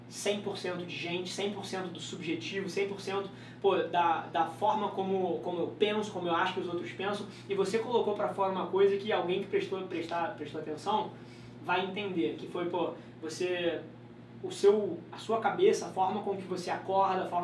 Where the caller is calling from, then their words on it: Pompéu, Minas Gerais, Brazil; Eu falo de Pompeu, Minas Gerais.